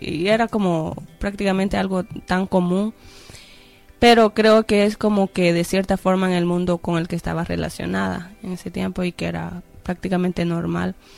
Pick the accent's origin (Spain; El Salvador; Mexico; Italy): El Salvador; moved away; allá en El Salvador, en mi país